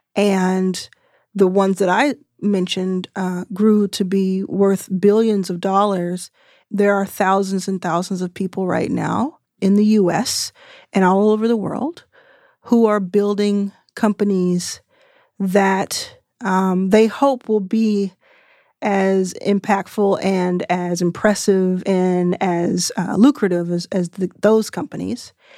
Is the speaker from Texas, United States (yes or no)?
yes; Texas, United States; I'm from Texas and didn't go to college